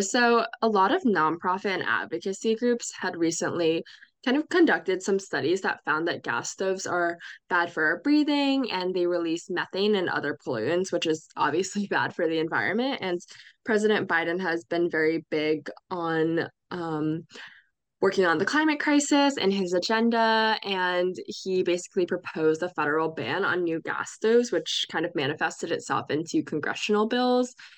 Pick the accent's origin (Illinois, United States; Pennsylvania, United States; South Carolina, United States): Pennsylvania, United States; Bucks County; It was such a pillar of my experience growing up there